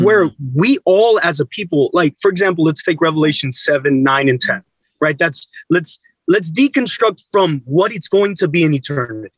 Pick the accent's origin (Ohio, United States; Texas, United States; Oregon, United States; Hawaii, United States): Texas, United States; San Antonio; I grew up in San Antonio, two hours from the Mexican border